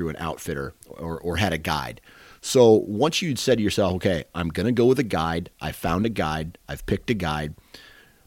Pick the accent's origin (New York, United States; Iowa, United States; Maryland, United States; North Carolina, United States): Iowa, United States; I'm from Iowa